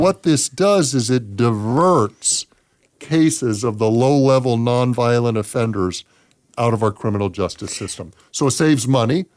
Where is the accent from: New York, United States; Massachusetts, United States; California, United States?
California, United States; Los Angeles; moved away as an adult; also born or lived in San Diego; now in Las Vegas, United States; I was born and raised in Los Angeles